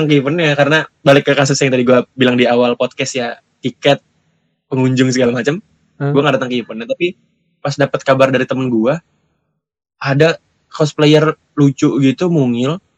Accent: Jakarta, Indonesia; Nah, karena kita orang Jakarta.

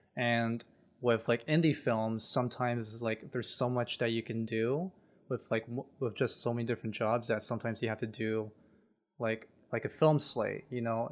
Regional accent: San Jose, California, United States; now in Los Angeles, United States; I was born and raised in San Jose, basically Silicon Valley.

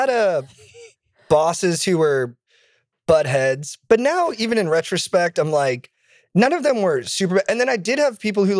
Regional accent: California, United States; I'm from Orange County.

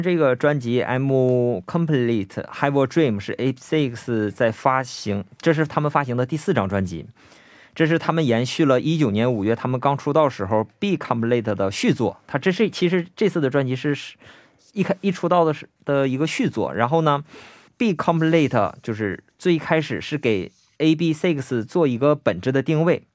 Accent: Northeast China, China; 我是东北人嘛

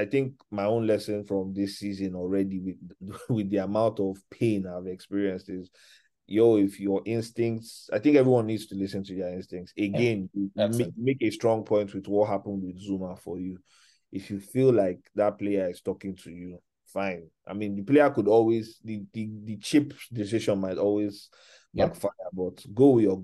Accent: Nigeria; as a Nigerian

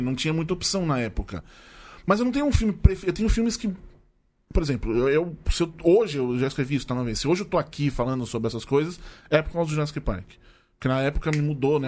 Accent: Tatuapé, São Paulo, Brazil; sou do Tatuapé

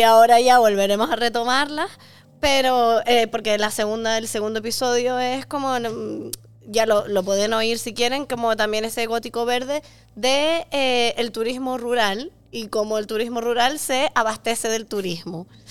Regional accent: Canary Islands, Spain; en Canarias somos un sitio de turismo de masas

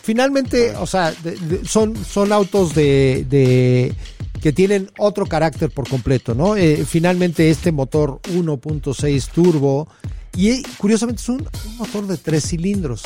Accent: Mexico

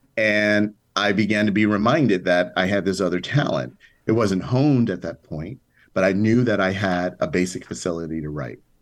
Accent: Chicago, Illinois, United States; moved away; as a little kid growing up on the south side of Chicago

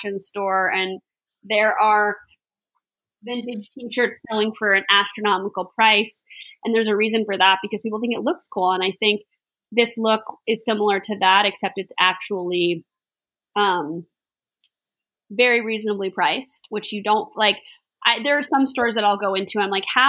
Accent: West Palm Beach, Florida, United States; I grew up in near West Palm Beach

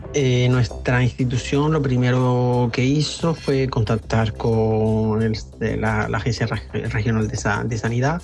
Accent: Canary Islands, Spain; moved away as an adult; now in Paris, France; soy español de las Islas Canarias y llevo en Francia desde hace nueve años

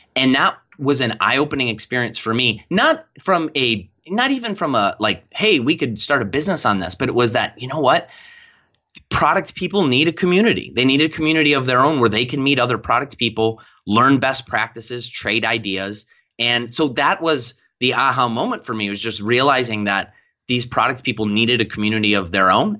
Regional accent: Lakewood, Ohio, United States; my hometown of Lakewood, Ohio.

